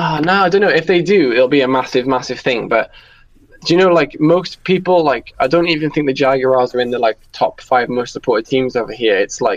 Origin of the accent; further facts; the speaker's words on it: Wales, United Kingdom; I'm from the United Kingdom, specifically from Wales